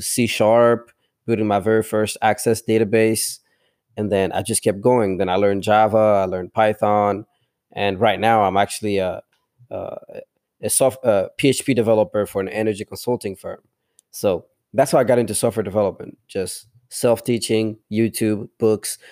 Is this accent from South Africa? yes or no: no; DR Congo; first language tribal languages; English is a second language; now in United States; I grew up in the village